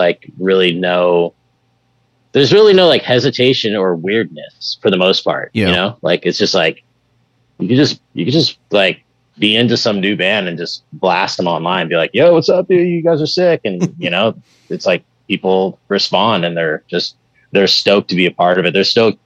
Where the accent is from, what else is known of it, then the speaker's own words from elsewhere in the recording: Bay Area, California, United States; growing up in the Bay Area and doing shows and networking and stuff